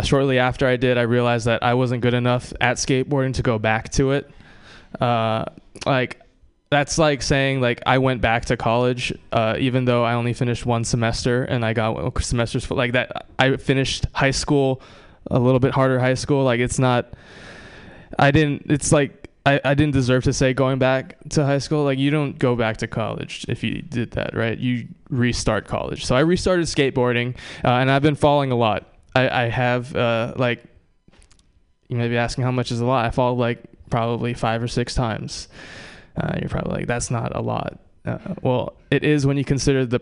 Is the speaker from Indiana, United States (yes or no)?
no; Oahu, Hawaii, United States; now in Bay Area, United States; I grew up on Oahu, one of the smaller islands.